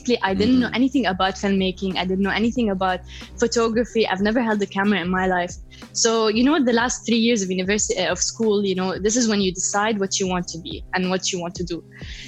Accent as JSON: {"language": "English", "country": "Palestine", "also_born_or_lived": "Lebanon", "said": "Yes, I hold pride that I'm Palestinian."}